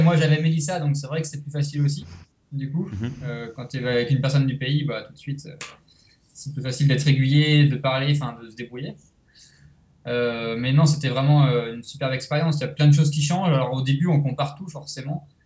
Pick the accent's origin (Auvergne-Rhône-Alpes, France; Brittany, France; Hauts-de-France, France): Brittany, France; Rennes; moved away as an adult; also born or lived in Biarritz; now in Costa Rica; moi je suis de Rennes, à côté de Rennes.